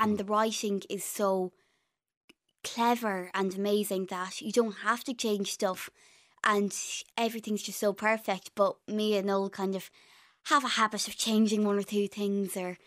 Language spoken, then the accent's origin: English; Galway, Connacht, Ireland; accent: Irish; I had an Irish accent.